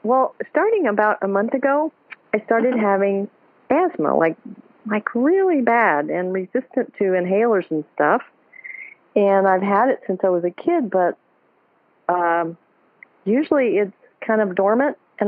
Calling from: Chicago, Illinois, United States; Sure. I'm from Chicago

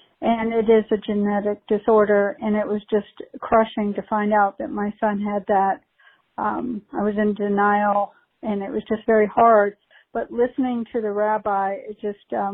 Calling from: Gainesville, Florida, United States; I'm calling from Gainesville, Florida

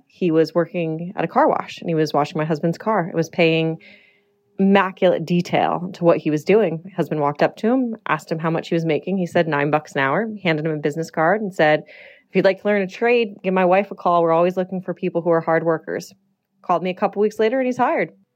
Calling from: Las Vegas, Nevada, United States

